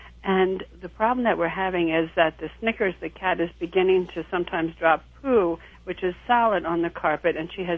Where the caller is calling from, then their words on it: West Reading, Pennsylvania, United States; I'm calling from West Reading, Pennsylvania.